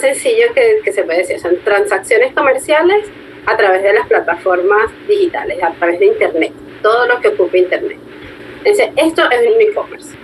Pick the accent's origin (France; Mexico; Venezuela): Venezuela; yo soy de Venezuela